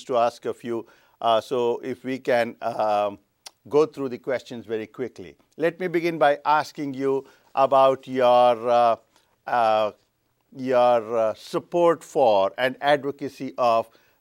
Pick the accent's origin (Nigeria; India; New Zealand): India; moved away; I am originally from India, and I noticed this in India